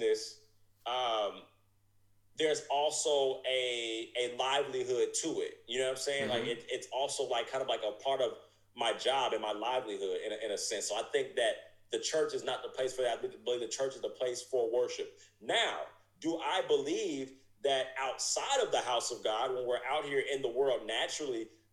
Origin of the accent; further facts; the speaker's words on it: United States; I'm an American citizen